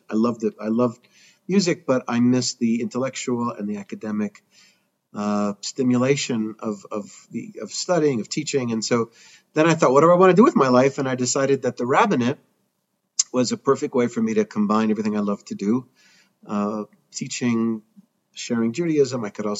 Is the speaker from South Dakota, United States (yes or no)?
no; Evanston, Illinois, United States; moved away as an adult; now in Denver, United States; I grew up in Chicago, actually Evanston, Illinois. Anybody from Chicago would know that you don't say Chicago when you're talking about Evanston. I was active in my synagogue.